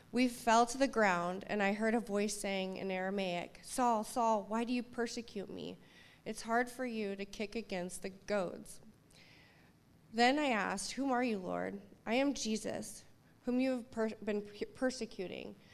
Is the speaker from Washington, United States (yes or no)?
yes; Seattle, Washington, United States; I grew up here in Seattle, and I was very Seattle